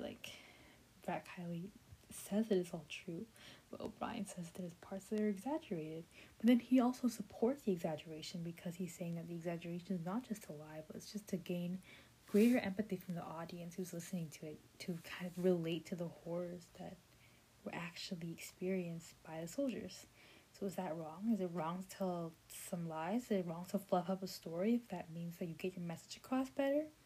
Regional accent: United States; I'm an American, I mean, I'm a Vietnamese American

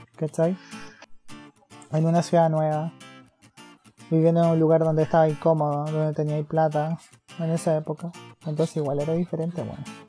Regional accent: Iquique, Tarapacá, Chile; moved away as an adult; now in Santiago, Chile; Nosotros somos de Iquique, y yo soy, éramos de Quique de a Santiago, yo me quedé aquí, estoy erradicada en Santiago

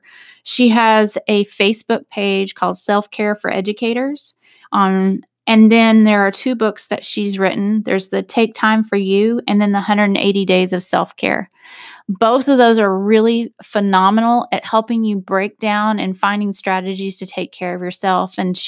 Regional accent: Texas, United States; now in Arkansas, United States; as I came from Texas to Arkansas, I wanted to have a shift in how I cared for myself

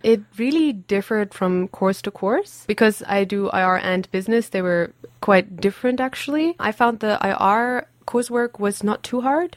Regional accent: Germany; English is a second language; moved away as an adult; also born or lived in Abbotsford, Canada; now in Aberdeen, United Kingdom; I'm from Germany.

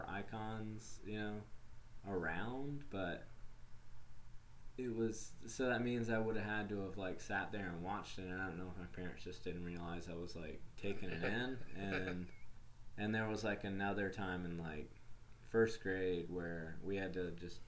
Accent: Wilmington, North Carolina, United States; I grew up in Wilmington, North Carolina

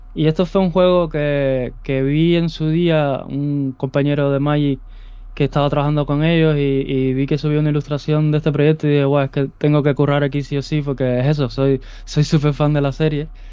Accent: Cuba; moved away as an adult; now in Spain; soy originario de Cuba eh, y vine aquí a España ahora ya casi 10 años ya

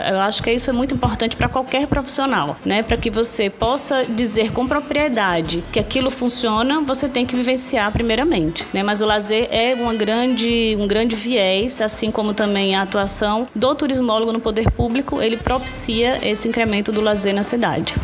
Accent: Natal, Rio Grande do Norte, Brazil; eu sou de Natal, e as pessoas vinham visitar a minha cidade

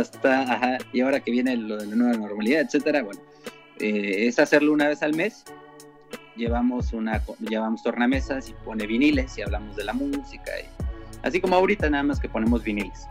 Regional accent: Tijuana, Baja California, Mexico; moved away; yo soy de Tijuana

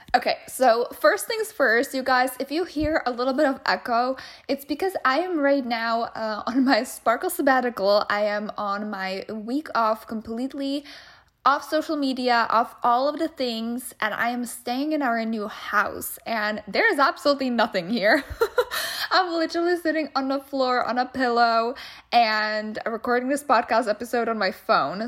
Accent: Czechia; moved away as an adult; also born or lived in Wichita Falls, Texas, United States; now in United States; I came from the Czech Republic, or Czechia, as they call it these days. I grew up there. I was there until I was twenty-three or twenty-four, and then I came to the U S

